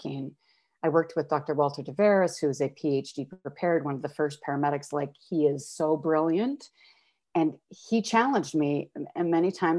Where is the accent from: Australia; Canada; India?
Canada; Calgary, Alberta; moved away as an adult; now in Toronto, Canada; Born and raised in Calgary